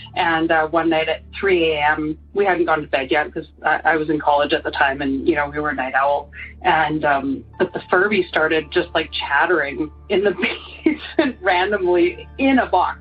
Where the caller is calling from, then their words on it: Calgary, Alberta, Canada; I'm calling from Calgary, Alberta. That's in Canada.